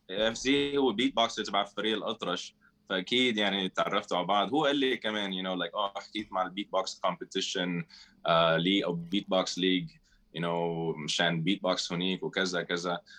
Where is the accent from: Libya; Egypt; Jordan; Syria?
Syria; also born or lived in Philippines / Saudi Arabia / Spain; now in Beirut, Lebanon; انا سوري من الاصل الفلبيني خلقان بالفلبين امي من الفلبين ابي من الشام آه ورابر بروديوسر ساكن ببيروت صار لي 16 سنه بلبنان